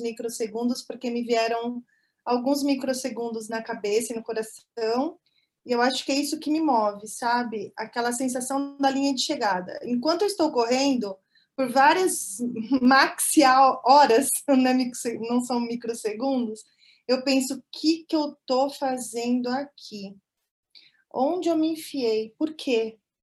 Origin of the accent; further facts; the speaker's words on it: São Paulo, Brazil; moved away as an adult; also born or lived in near Toronto, Canada; now in Canada; sou de São Paulo, capital, mas estou morando há três anos e meio no Canadá, pertinho de Toronto